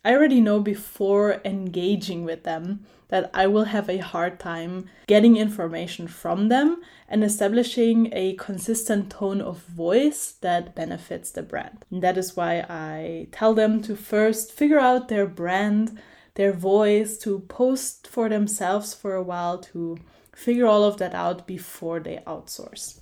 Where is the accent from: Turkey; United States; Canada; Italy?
Italy; moved away; I did an internship in a software company in my hometown in Italy